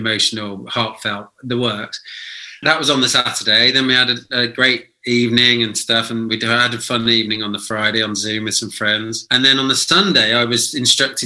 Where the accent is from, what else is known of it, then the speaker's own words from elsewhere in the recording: United Kingdom; certainly us as British people